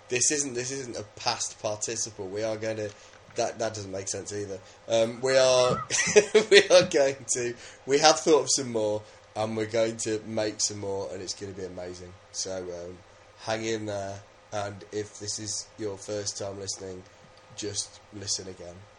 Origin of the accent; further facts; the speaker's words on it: England, United Kingdom; I'm just English